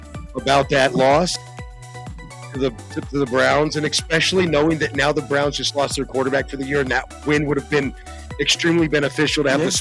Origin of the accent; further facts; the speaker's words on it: Germany; Growing up in Germany, Christmas is a thing.